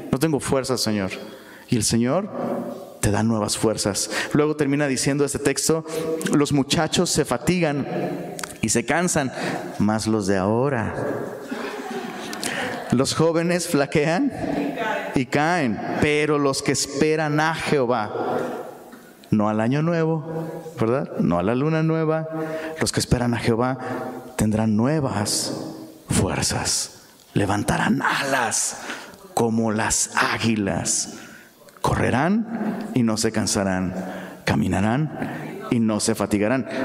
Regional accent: Mexico City, Mexico; now in Monterrey, Mexico; yo me vine de Ciudad de México pensando, uy, en Monterrey, Nuevo León, las montañas, puro aire fresco, aire limpio, pobre de mí.

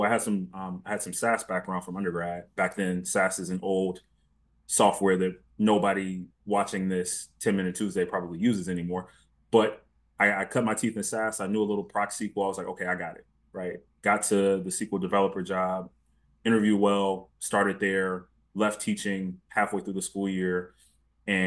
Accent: Augusta, Georgia, United States; moved away as an adult; now in Detroit, United States; I was born and raised in Georgia, Augusta, Georgia

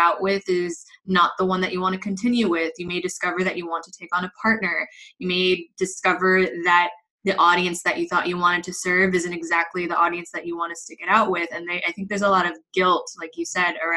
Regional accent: Los Angeles, California, United States; moved away as an adult; now in Madrid, Spain; I am originally from Los Angeles, but I'm based here in Madrid, Spain. I've been here for close to 9 years now

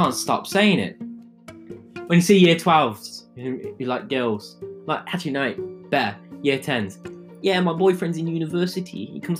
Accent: Coventry, West Midlands, United Kingdom; I'm from Coventry.

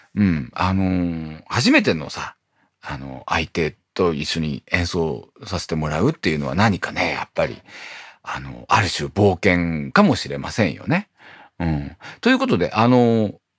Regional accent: Morioka, Iwate, Japan; moved away; 僕のふるさとの盛岡

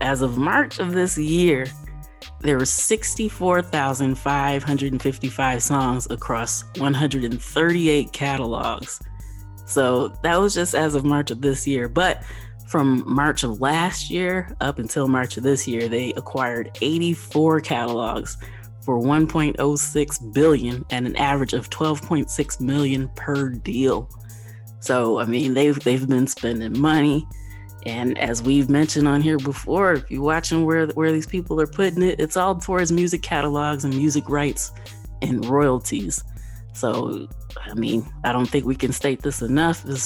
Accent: Kalamazoo, Michigan, United States; I am from Kalamazoo.

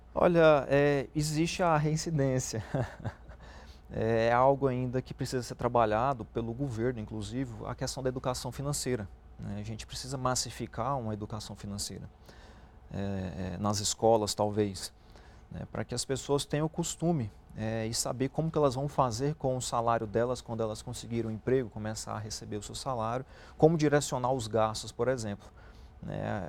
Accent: Brazil; Nós, como é, brasileiros, a gente acredita muito no país

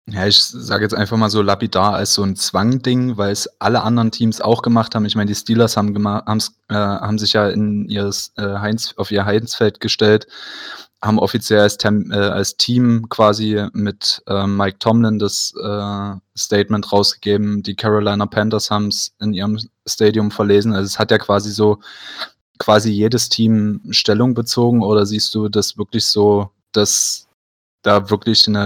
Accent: Berlin, Germany; Mir hat es ja auch schon gesagt, ich komme ja auch aus Berlin.

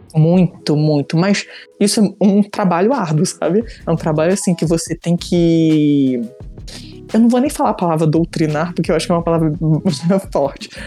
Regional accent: Petrópolis, Rio de Janeiro, Brazil; now in Niterói, Brazil; hoje em dia eu moro em Niterói, né? Mas eu sou de Petrópolis

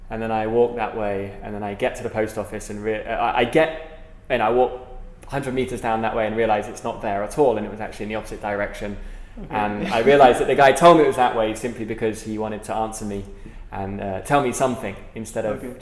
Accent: United Kingdom; accent: British; now in Philippines; especially with my British accent.

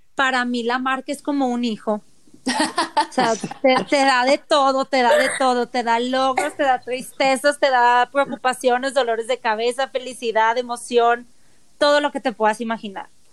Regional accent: Mazatlán, Sinaloa, Mexico; now in Mexico City, Mexico; yo tengo 18 años fuera, entonces creo que conozco más aquí ya de lo que conocí en Mazatlán

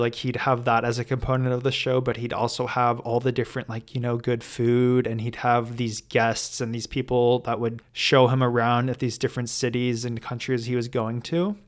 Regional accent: Los Angeles, California, United States; growing up in Los Angeles, going to private school my entire life

